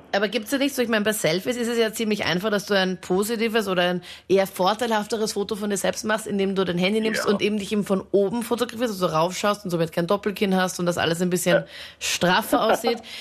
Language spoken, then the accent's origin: German; Linz, Upper Austria, Austria; Ich komme zwar aus Linz und ich war vor zehn Jahren auch in Linz